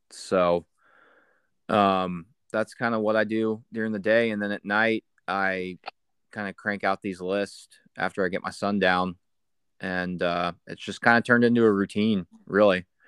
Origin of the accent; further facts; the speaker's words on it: Atlanta, Georgia, United States; moved away as an adult; also born or lived in Norman, Oklahoma / Denver, Colorado; now in Oklahoma, United States; I'm from Atlanta